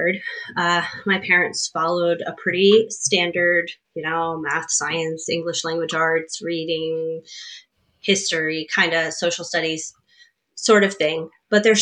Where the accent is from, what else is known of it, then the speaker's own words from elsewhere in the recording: Eastern Shore of Maryland, United States; now in Northern Virginia, United States; I grew up over on the Eastern Shore of Maryland.